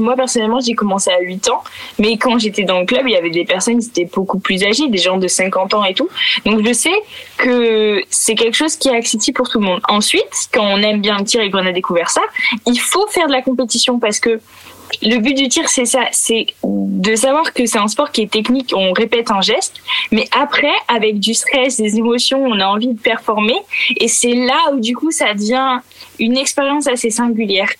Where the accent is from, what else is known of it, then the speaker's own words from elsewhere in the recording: Picardy, Hauts-de-France, France; j'ai grandi, je viens de la campagne de Picardie